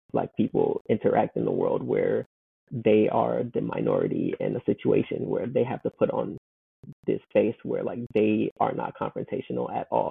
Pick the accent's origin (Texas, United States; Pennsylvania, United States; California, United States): California, United States; Compton; I'm from Compton